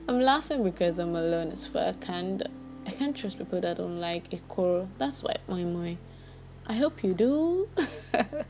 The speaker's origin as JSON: {"language": "English", "region": "Lagos", "country": "Nigeria", "said": "I'm Yoruba. I'm from Lagos."}